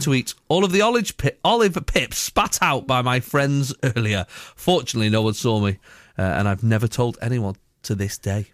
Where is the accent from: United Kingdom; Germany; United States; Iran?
United Kingdom; Salford, North West England; I'm from Salford originally.